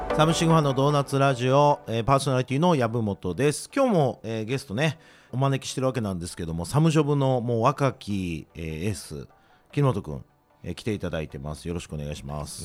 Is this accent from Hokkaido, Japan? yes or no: no; Osaka, Japan; いや僕もずっと大阪なんですけども